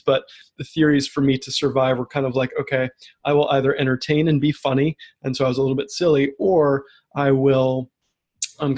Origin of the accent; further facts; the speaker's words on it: Bethesda, Maryland, United States; I grew up in the suburbs of DC, Bethesda, Maryland